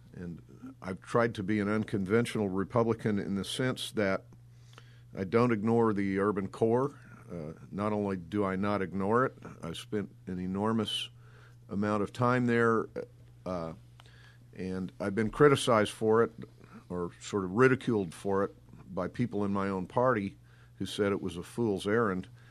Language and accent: English; Cape Girardeau, Missouri, United States; my home town of Cape Girardeau